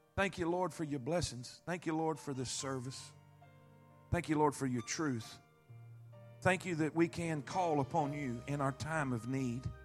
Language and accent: English; Florida, United States; I grew up in Florida my whole life